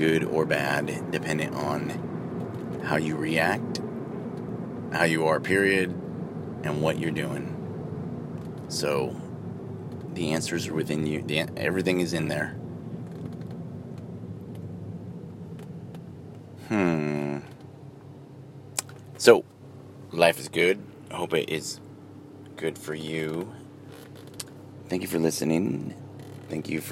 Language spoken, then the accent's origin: English; United States; I'm an American